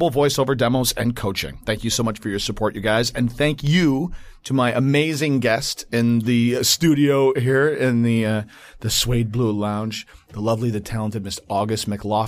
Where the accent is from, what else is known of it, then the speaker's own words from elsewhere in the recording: Cutlerville, Michigan, United States; it was really interesting as a white, very white, you know, Dutch, descendant growing up in Cutlerville in Grand Rapids, Michigan